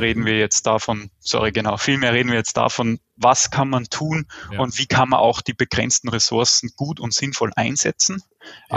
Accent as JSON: {"language": "German", "country": "Austria", "said": "Ich weiß immer nicht, wie stark man das am Akzent hört. Ich komme aus Österreich, also so dem deutschsprachigen Süden"}